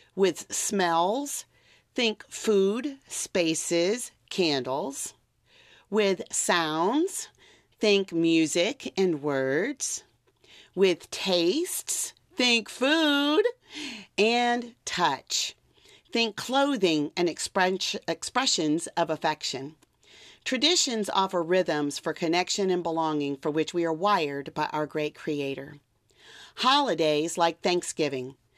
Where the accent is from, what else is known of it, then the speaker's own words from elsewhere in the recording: South Louisiana, United States; I'm from South Louisiana